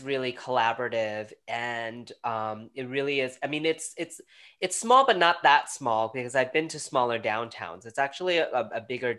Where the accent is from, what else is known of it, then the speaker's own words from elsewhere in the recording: New York, United States; now in Fredericksburg, United States; being a New Yorker coming down here